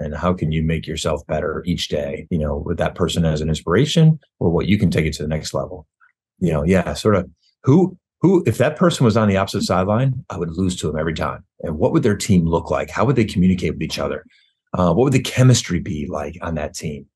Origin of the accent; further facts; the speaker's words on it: Syracuse, New York, United States; moved away; I grew up in Syracuse